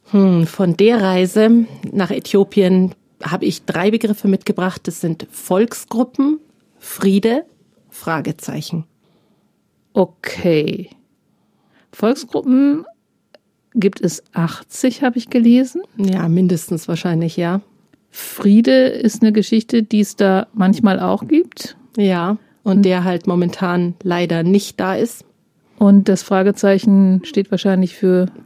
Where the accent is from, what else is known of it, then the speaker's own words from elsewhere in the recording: Northern Germany, Germany; Als Norddeutsche frage ich mich da allerdings, wie das geht, weil Grünkohl darf doch erst nach dem ersten Frost geerntet werden.